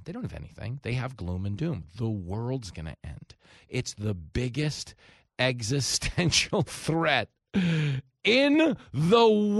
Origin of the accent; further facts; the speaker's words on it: Long Island, New York, United States; Where I grew up on Long Island, we had Grumman. And they were building rockets